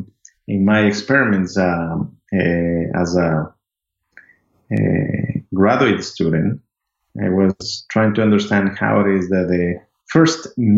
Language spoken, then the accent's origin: English; Amazon region of Ecuador, Ecuador; moved away as an adult; now in United States; I'm originally from Ecuador. I grew up in the Amazon region of Ecuador